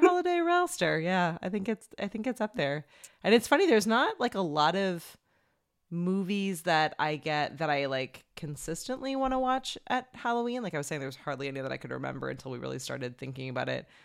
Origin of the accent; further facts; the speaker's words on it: Canada; as a Canadian